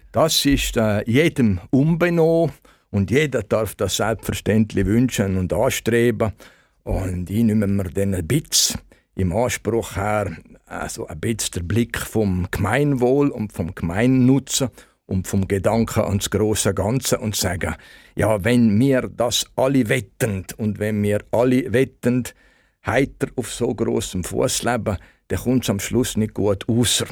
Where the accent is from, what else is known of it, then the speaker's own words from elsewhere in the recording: Malans, Graubünden, Switzerland; ich noch aufgewachsen bin in Malanz